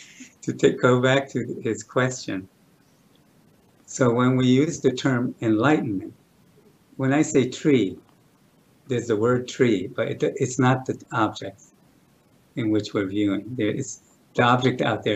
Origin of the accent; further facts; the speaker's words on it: New York City, New York, United States; I was born in New York City